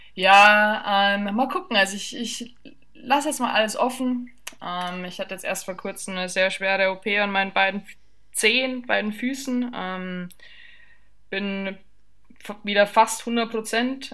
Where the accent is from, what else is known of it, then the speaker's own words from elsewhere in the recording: southern Bavaria, Germany; ich bin ja im Süden von Bayern aufgewachsen